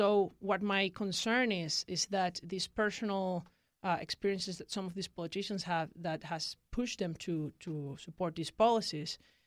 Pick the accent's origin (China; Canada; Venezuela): Venezuela; moved away as an adult; now in United States; I was born in Venezuela in 1999.